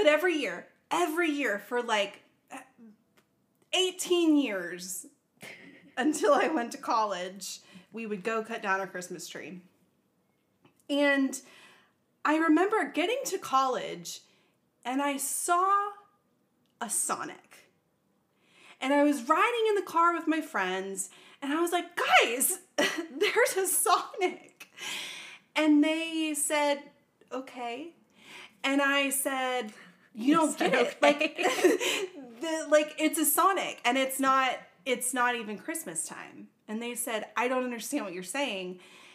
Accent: Charlotte, North Carolina, United States; I literally grew up in a big town. I grew up in Charlotte, in the city

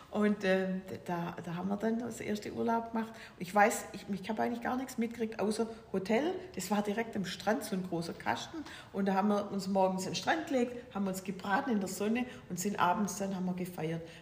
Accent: Weinstadt, Baden-Württemberg, Germany; Äh, ja, ich bin also Schwäbin. Ich bin geboren in, in, in Weinstadt. Das ist bei äh, Stuttgart grob so.

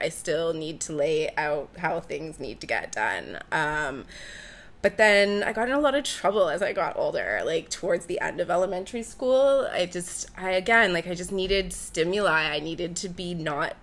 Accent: Peterborough, Ontario, Canada; moved away as an adult; now in Toronto, Canada; I was born in Peterborough, Ontario. I grew up on a farm about an hour outside of the city.

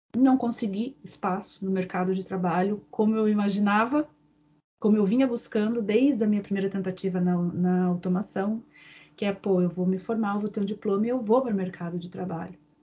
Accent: Curitiba, Paraná, Brazil; eu sou natural de Curitiba

